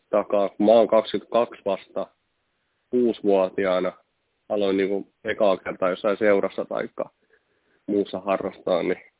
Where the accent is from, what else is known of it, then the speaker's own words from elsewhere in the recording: Lappeenranta, South Karelia, Finland; Kun mähän myönnän, tai tykkään sanoa, että olen Lappeenrannasta. Tuohan mä nyt aina Koskissa niin kuin melkein asunut.